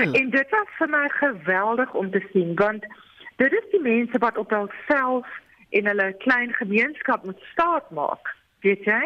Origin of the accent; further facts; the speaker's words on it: South Africa; as Suid-Afrikaners